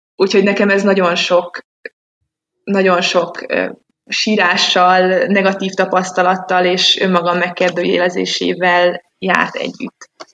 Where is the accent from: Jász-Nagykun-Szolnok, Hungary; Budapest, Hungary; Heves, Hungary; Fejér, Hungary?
Budapest, Hungary; moved away as an adult; now in Switzerland; én Budapestről jövök, és 25 éves koromig mindent ott csináltam